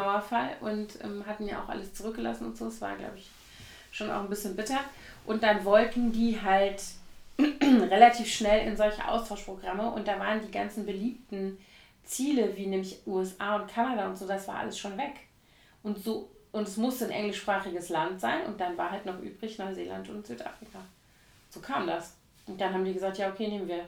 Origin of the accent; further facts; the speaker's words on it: Koblenz, Rhineland-Palatinate, Germany; now in Berlin, Germany; Koblenz aus, meiner Heimatstadt